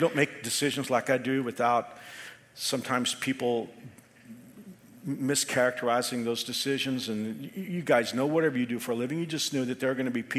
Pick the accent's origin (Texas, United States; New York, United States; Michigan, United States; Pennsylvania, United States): Texas, United States; being a Texan, and growing up with my grandfather who had a place in Central Texas